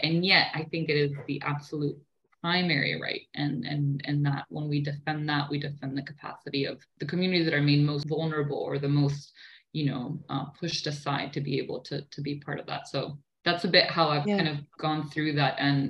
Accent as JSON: {"language": "English", "country": "Argentina", "tie": "born or raised there", "second_language": "English", "said": "So yeah, I grew up in Argentina. I moved a lot due to my parents' work"}